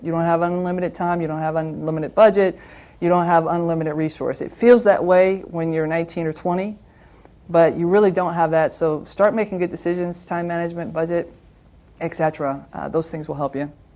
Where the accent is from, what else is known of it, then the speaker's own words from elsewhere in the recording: Toledo, Ohio, United States; moved away; I worked back in my hometown. I'm a Toledoan from Ohio